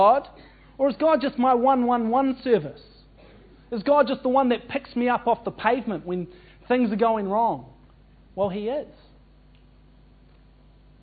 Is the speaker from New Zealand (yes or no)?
yes; New Zealand; as a New Zealander